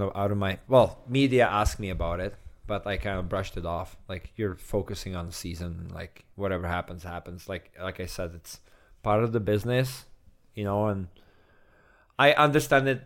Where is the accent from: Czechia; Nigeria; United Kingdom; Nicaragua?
Czechia; moved away; also born or lived in Edmonton; I'm from Czech